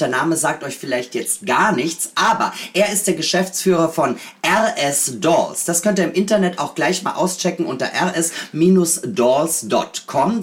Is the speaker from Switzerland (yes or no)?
no; Austria; now in Berlin, Germany; ich bin auch aus Österreich, also ganz äh, äh, erzkatholisch erzogen